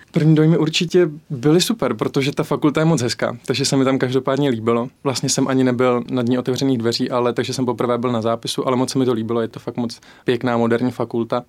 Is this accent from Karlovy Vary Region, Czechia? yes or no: yes; Mariánské Lázně, Karlovy Vary Region, Czechia; moved away as an adult; also born or lived in Plzeň; now in Olomouc, Czech Republic; ze západu Čech, protože jsem z Maránských lázní